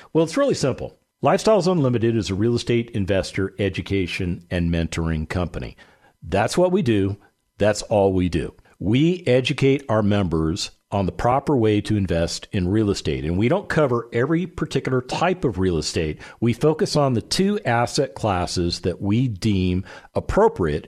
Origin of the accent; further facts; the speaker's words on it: Las Vegas, Nevada, United States; I grew up in Las Vegas, Nevada